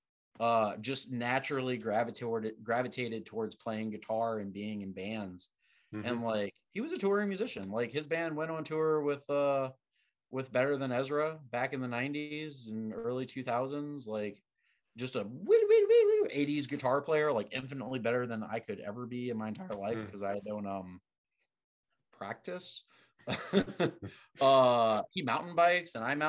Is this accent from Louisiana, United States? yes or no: yes; LaPlace, Louisiana, United States; I'm from LaPlace, which is, 30, 40 minutes from like civilization.